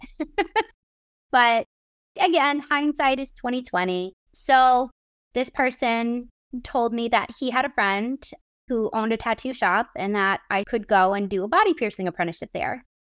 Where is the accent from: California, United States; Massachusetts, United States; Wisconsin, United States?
Massachusetts, United States; Brockton; I grew up in Massachusetts, And the first kind of bands that I started really getting into were, like, the M T V band, but specifically being in Brockton